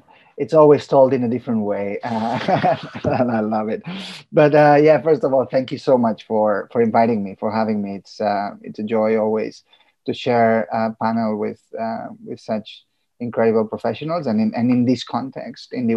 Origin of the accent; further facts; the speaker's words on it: Catalonia, Spain; first language Catalan; English is a second language; being from a country where, my mother tongue is Catalan, I'm bilingual because I speak Catalan